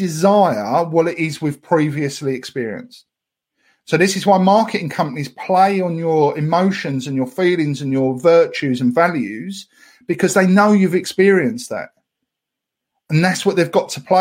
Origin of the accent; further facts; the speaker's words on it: Essex, East of England, United Kingdom; I'm from Essex. We destroy all words from all languages, even English.